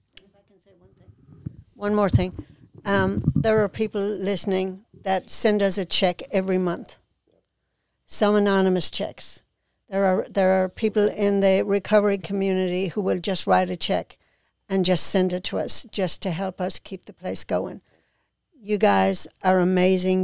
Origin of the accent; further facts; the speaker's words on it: Ireland; now in Mississippi, United States; I'm from Ireland